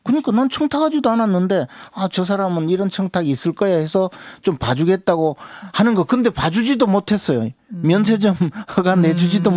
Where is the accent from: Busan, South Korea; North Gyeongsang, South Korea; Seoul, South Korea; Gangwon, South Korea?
North Gyeongsang, South Korea; Uiseong; 제 고향이 의성인데 안동이 바로 의성 옆이죠.